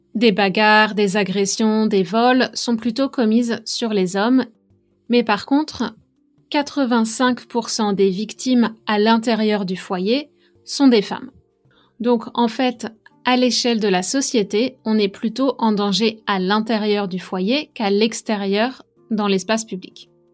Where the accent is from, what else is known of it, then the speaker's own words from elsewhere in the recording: France; moved away as an adult; j'ai quitté la France il y a 13 ans